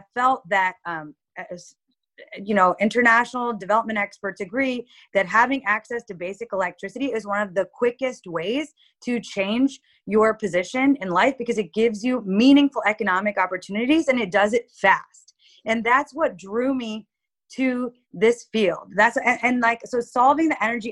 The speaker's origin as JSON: {"language": "English", "country": "United States", "tie": "born or raised there", "said": "as a kid growing up in the US, but visiting Pakistan really regularly from the age of 2 to 42"}